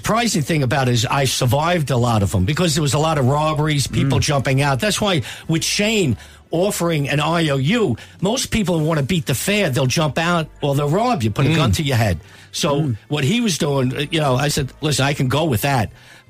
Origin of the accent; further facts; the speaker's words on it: United States; Is this normal for an American landing in Dublin?